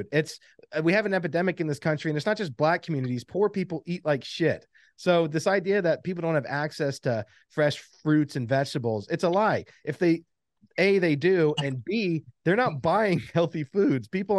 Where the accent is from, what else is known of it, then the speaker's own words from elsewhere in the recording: the South, United States; we grew up in the South, but our mom was a Yankee